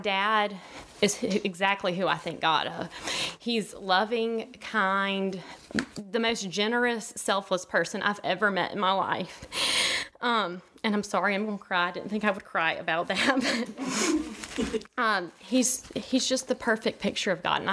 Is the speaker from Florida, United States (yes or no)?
yes; Gulf Breeze, Florida, United States; also born or lived in Bluff Park; So I was born in Gulf Breeze, Florida, and I have a fellow Gulf Breeze friend in the audience with me today, Kelly. And I grew up in it's a small community